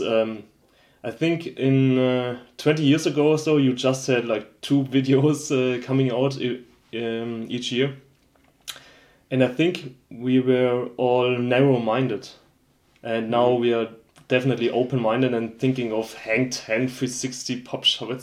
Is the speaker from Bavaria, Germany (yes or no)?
yes; Schweinfurt, Bavaria, Germany; I'm actually from Schweinfurt, which is a industrial city